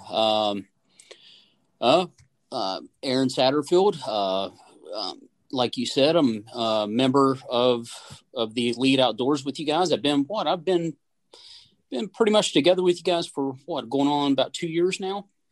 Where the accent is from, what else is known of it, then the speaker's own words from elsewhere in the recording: West Virginia, United States; born and raised in West Virginia